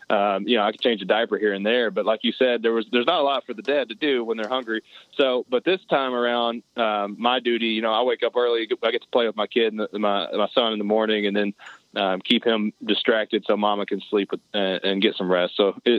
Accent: Middlesboro, Kentucky, United States; also born or lived in Harlan, Kentucky; I grew up in southeastern Kentucky and Middlesbrough, Kentucky. I was born in Harlan, grew up in a hunting environment.

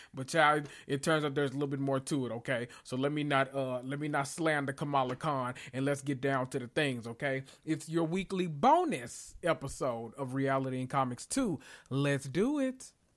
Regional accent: United States; what a lot of us Americans experience

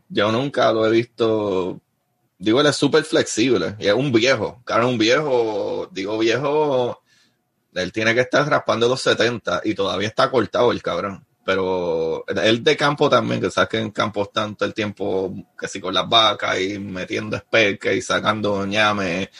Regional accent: Bayamón, Puerto Rico; also born or lived in Río Hondo, Puerto Rico; now in Florida, United States; yo soy de Bayamón

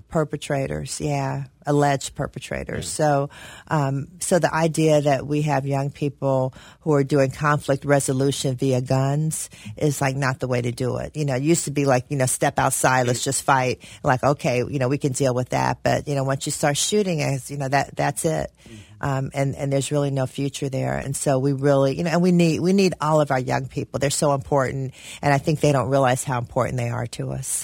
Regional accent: Cincinnati, Ohio, United States; I was born in Cincinnati, grew up in Avondale, went to Rockdale Elementary

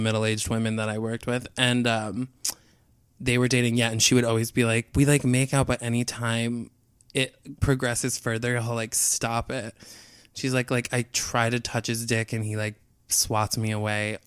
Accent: outside Albany, New York, United States; I'm from outside Albany

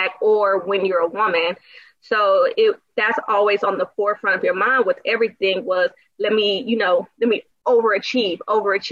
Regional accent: DeSoto, Texas, United States; I grew up in DeSoto, which is the suburbs right outside of Dallas. Was there pretty much my whole life from like the age of maybe 5 or 6 until I went off to college

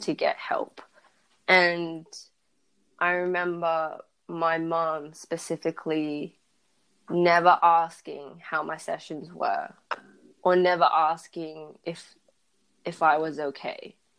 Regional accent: Perth, Western Australia, Australia; I was born and raised in Perth, and I went to a predominantly white school, and I grew up in a predominantly white neighborhood

